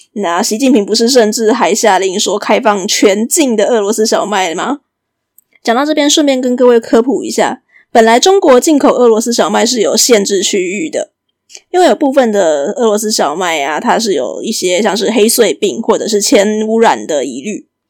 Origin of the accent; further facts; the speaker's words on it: Taiwan; 我们台湾人